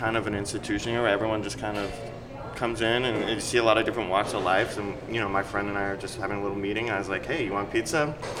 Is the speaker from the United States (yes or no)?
yes; Missouri, United States; also born or lived in New York / Washington, D.C.; now in Los Angeles, United States; I'm originally from Missouri.